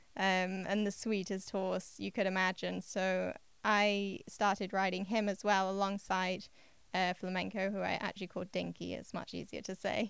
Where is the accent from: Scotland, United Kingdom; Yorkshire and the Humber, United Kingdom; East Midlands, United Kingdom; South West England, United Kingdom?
Yorkshire and the Humber, United Kingdom; I grew up in East Yorkshire in England